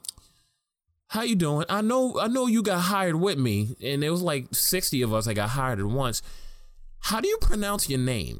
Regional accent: New York City, New York, United States; I was born and raised in Harlem

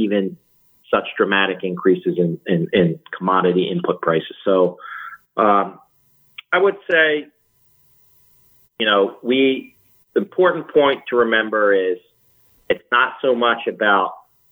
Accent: Jersey Shore, New Jersey, United States; I grew up on the Jersey Shore

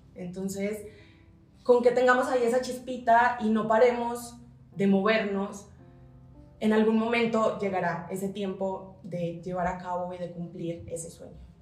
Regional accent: Colombia; moved away as an adult; now in Mexico City, Mexico

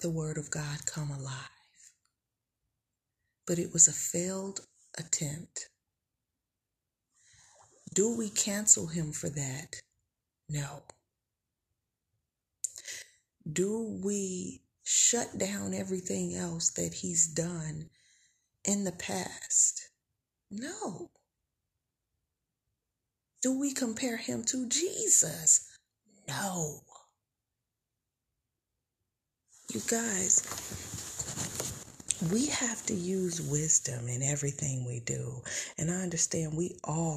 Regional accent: Tulsa, Oklahoma, United States; I'm from Tulsa, Oklahoma

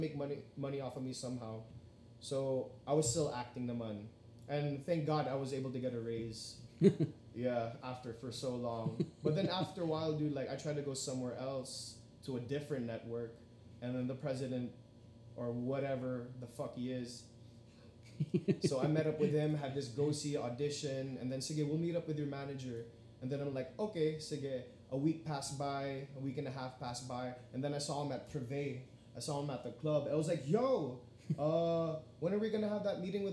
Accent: Las Vegas, Nevada, United States; now in Philippines; I was born and raised in Vegas

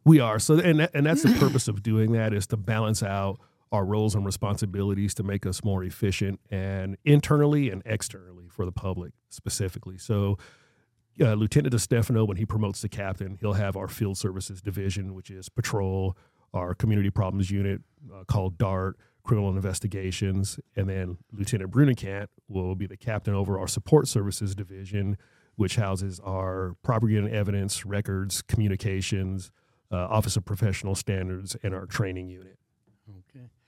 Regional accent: Marana, Arizona, United States; I grew up on Ryer Avenue, which is right there in what I call old old Marana, northern Marana

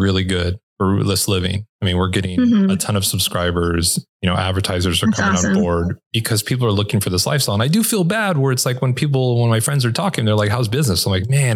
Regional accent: Los Angeles, California, United States; moved away; I grew up and lived in Los Angeles

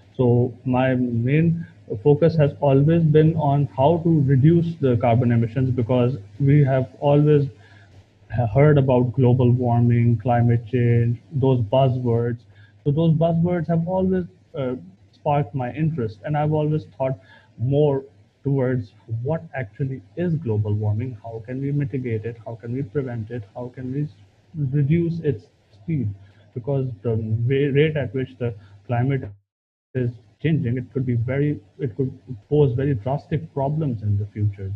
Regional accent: Pakistan; we overall as Pakistani PhD candidates

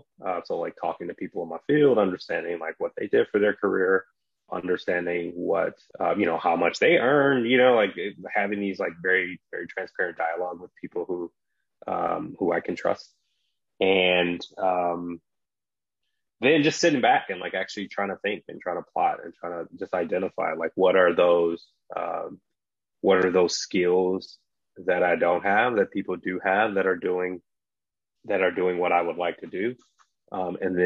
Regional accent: Detroit, Michigan, United States; moved away as an adult; also born or lived in San Francisco; So I grew up in Detroit, Michigan.

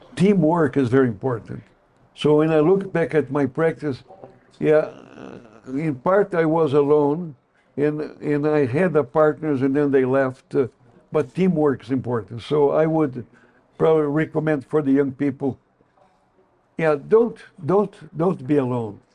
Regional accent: Brazil; English is a second language; moved away as an adult; also born or lived in Chicago, United States; now in United States; I'm not American, I am Brazilian.

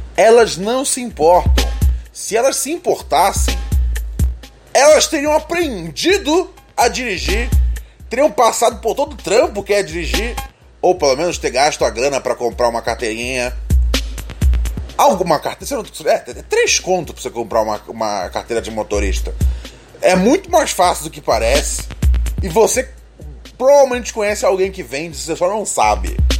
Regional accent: Rio de Janeiro, Brazil; born or raised there

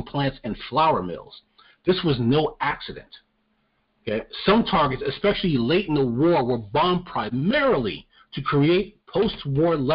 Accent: New York, United States; I'm from New York

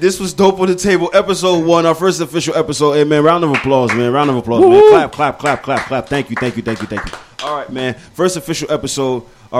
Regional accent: Canada; As Canadians, no. As a black person, yes.

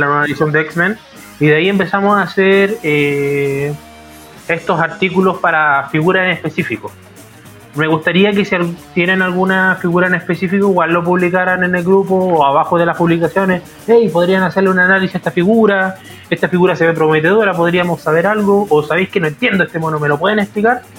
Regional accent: Iquique, Tarapacá, Chile; moved away as an adult; now in Santiago, Chile; yo soy de Iquique

